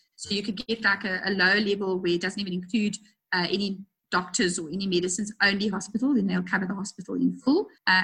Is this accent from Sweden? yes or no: no; South Africa